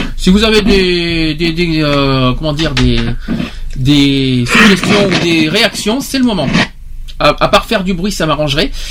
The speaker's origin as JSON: {"language": "French", "area": "Gironde", "region": "Nouvelle-Aquitaine", "country": "France", "said": "chez nous en Gironde"}